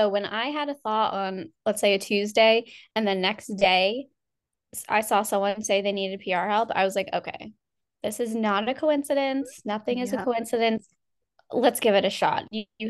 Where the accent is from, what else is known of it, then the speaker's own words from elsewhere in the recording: Northeast, United States; I'm from Jersey, New York, Pennsylvania. I'm from the Northeast. Never really know how to answer that one.